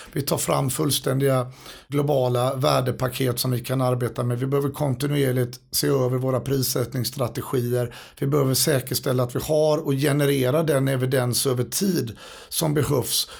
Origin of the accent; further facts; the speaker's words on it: Gothenburg, Västra Götaland, Sweden; moved away as an adult; now in United States; som göteborgare